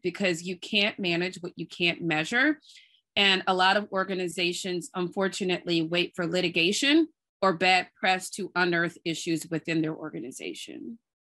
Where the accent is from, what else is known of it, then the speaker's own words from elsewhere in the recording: New Orleans, Louisiana, United States; also born or lived in Durham, North Carolina / Nashville, Tennessee; now in Brooklyn, United States; I grew up in New Orleans and I live in Brooklyn with my husband and two little kids